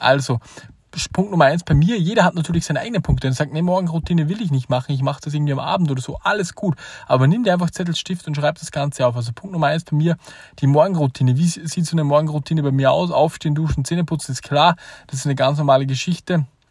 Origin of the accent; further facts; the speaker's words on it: Austria; als Österreicher